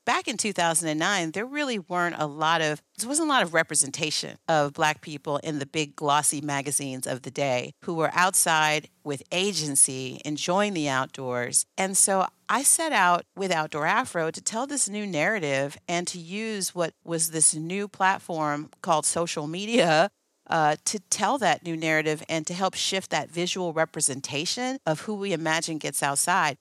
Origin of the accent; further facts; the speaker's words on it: Oakland, California, United States; back home in Oakland, I grew up in the Oakland Hills, right there in the Redwoods